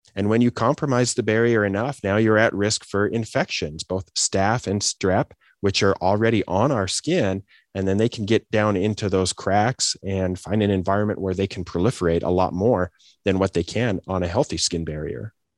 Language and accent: English; Idaho, United States; moved away as an adult; also born or lived in Des Moines, Iowa / Detroit, Michigan / Boise, Idaho; I grew up in Idaho, you know, the Great Potato State in the Pacific Northwest